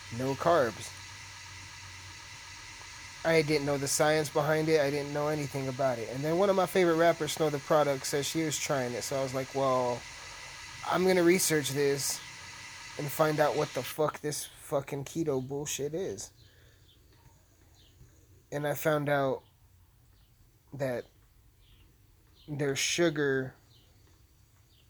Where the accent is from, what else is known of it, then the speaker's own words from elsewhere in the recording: San Luis Valley, Colorado, United States; we're from the San Luis Valley. We're fucking Hispanic